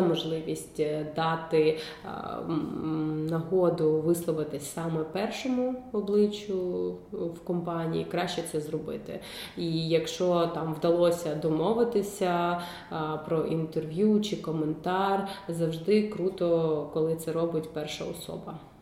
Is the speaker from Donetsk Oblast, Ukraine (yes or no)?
no; Kyiv, Ukraine; Я ж кажу, Київ